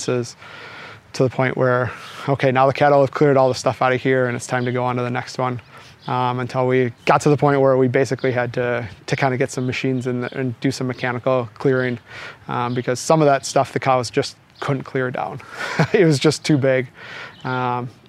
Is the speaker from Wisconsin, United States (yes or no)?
yes; Milwaukee, Wisconsin, United States; I grew up outside of Milwaukee in a very normal suburb